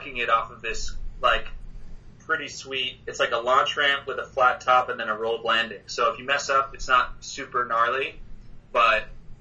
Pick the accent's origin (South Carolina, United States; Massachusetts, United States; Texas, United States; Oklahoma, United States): Massachusetts, United States; Harvard; growing up in Harvard, it's like a super hilly town